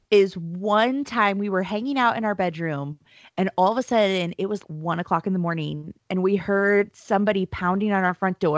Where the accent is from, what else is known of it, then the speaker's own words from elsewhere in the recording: California, United States; Technically, I'm from Southern California.